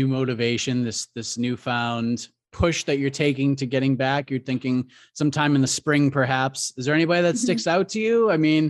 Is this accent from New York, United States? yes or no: no; Boston, Massachusetts, United States; I grew up in the Boston area